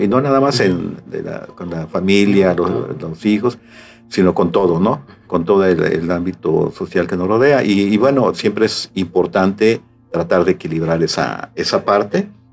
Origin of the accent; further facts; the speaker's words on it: Xalapa, Veracruz, Mexico; moved away as an adult; now in Tabasco, Mexico; yo soy originario de Veracruz, de Jalapa, Veracruz, y desde 1980, una vez concluida mi, carrera de economía, eh, me invitan aquí al estado ah, de Tabasco